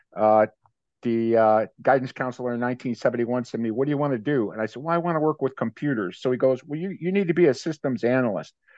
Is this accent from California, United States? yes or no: no; Maple Heights, Ohio, United States; moved away as an adult; also born or lived in Cleveland, Ohio; now in Tampa Bay, United States; was born in Cleveland and grew up in a suburb of Cleveland, uh, Maple Heights.